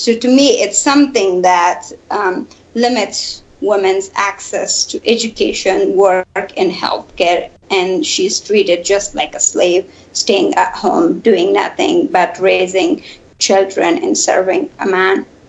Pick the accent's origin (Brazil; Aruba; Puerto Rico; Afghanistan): Afghanistan; Kabul; now in United States; in my hometown Kabul